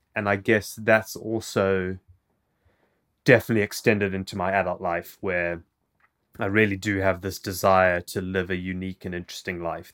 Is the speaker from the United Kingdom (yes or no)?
no; South Africa; first language English; moved away; also born or lived in Zimbabwe; I moved to South Africa when I was quite young